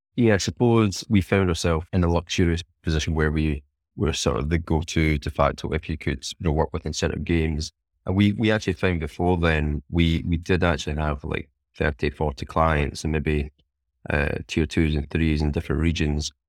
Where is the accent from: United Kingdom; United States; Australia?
United Kingdom; Scotland; being Scottish and who, who I am